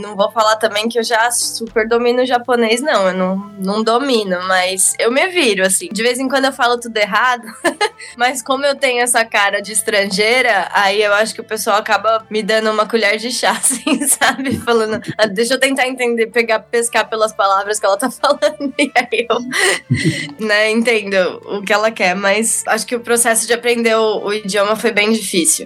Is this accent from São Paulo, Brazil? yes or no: yes; São Paulo, Brazil; moved away as an adult; now in Japan; Nasci em São Paulo, cresci em São Paulo